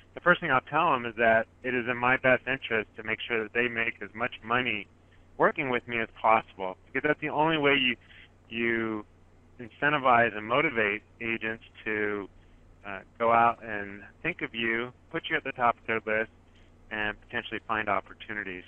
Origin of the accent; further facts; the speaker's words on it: Silicon Valley, Northern California, United States; I am from Silicon Valley down here in Northern California. And like a lot of investors here in the Bay Area, where I'm from